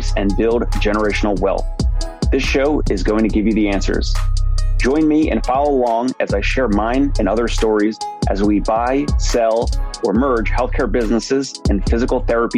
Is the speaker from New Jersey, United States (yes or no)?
yes; New Jersey, United States; now in New York City, United States; I'm from South Jersey